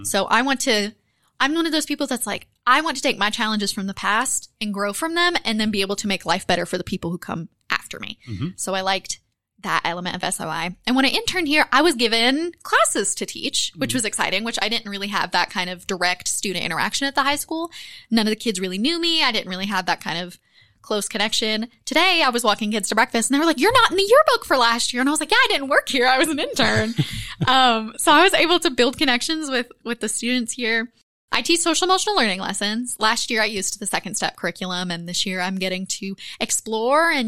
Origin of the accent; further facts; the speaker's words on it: Johnson County, southeast Kentucky, United States; I'm from Johnson County originally, which is about an hour south of West Virginia.